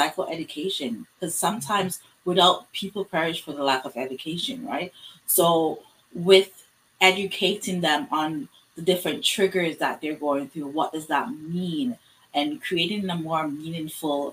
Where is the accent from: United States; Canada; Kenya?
Canada; in my community, being African Canadian, just being Black